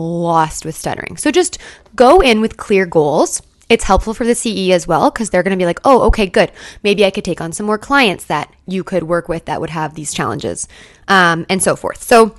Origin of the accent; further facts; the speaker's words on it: Canada; So I'm a Canadian SLP, and in my program, we had no choice at all about placements or CEs at all.